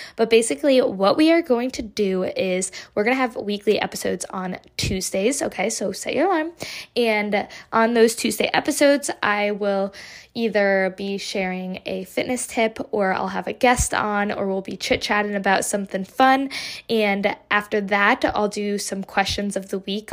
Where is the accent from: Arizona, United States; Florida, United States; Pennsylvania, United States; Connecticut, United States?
Connecticut, United States; I am from Connecticut, a small, relatively small town